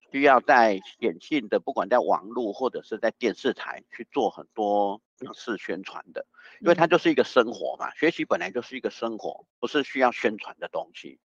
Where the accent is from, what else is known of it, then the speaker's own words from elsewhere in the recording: Taiwan; 是我们台湾人真的是智商有问题吗？